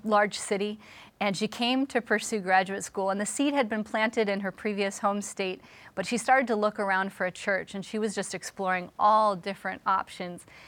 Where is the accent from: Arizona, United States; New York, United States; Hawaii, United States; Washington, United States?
Washington, United States; Seattle; moved away as an adult; now in Philadelphia, United States; I'm from Seattle, Washington originally